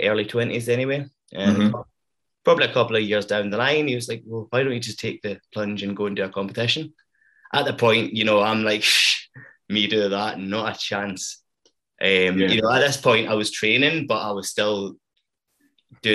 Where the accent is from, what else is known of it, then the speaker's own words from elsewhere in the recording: Stranraer, Scotland, United Kingdom; now in Glasgow, United Kingdom; I'm from Stranraer, which is a very small corner in Scotland.